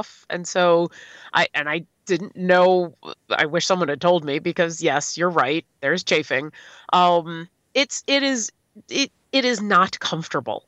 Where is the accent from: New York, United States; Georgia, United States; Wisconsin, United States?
New York, United States; Buffalo; I'm from Buffalo